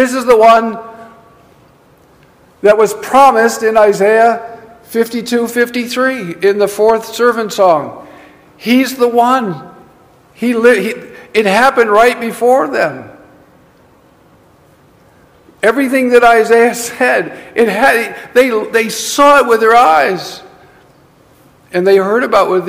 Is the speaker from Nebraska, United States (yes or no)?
yes; Nebraska, United States; moved away; I'm from Nebraska.